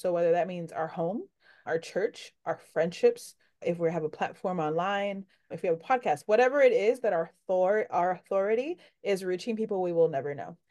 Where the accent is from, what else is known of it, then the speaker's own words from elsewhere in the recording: New York City, New York, United States; I'm from New York